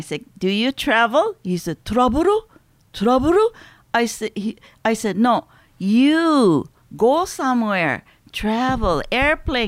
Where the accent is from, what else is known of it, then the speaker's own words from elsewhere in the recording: Los Angeles, California, United States; moved away as an adult; now in Kagoshima, Japan; I'm originally from Los Angeles, California, America. And I have been here for 35 years in Kagoshima, Japan